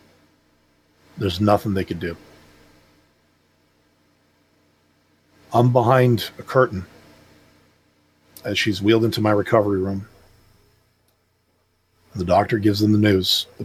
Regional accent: Canada; I'm from Canada

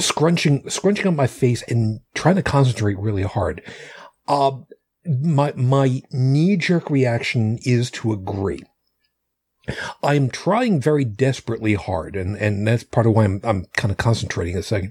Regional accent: suburbs of New York City, United States; accent: Long Island; moved away; I was from the, the burbs of New York City

